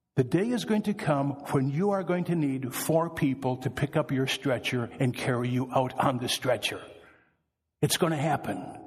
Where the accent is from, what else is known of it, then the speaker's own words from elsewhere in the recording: Wisconsin, United States; I am from Wisconsin, so I can talk about us Wisconsinites.